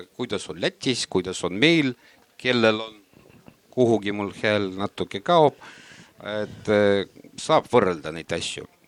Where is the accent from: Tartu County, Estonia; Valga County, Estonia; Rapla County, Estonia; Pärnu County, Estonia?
Valga County, Estonia; Valga; ma olen siis Valgast